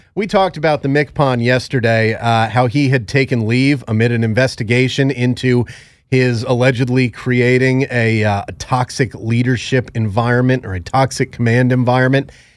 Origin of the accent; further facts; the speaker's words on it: Connecticut, United States; when I was growing up in Connecticut